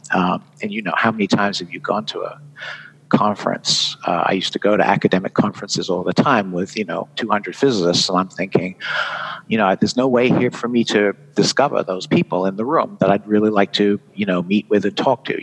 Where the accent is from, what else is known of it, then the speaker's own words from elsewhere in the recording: United Kingdom; accent: British; moved away as an adult; now in Vermont, United States; I'm a Brit.